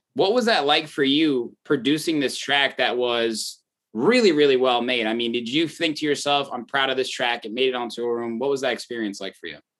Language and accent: English; Indiana, United States; moved away as an adult; now in Chicago, United States; I grew up in Indiana